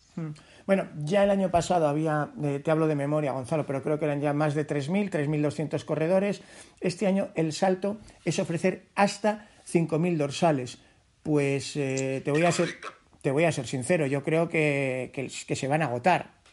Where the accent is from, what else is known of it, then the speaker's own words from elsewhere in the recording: Spain; los, conquistadores españoles